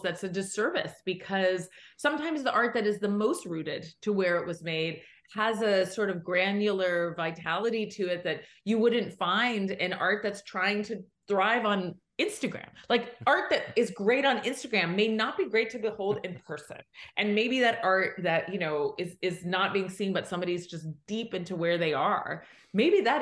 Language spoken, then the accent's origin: English; Johnstown, Pennsylvania, United States; moved away; Johnstown, in my hometown